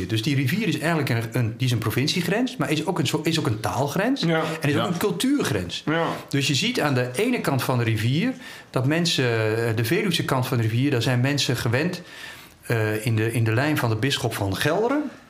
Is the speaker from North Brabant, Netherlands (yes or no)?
no; Veendam, Groningen, Netherlands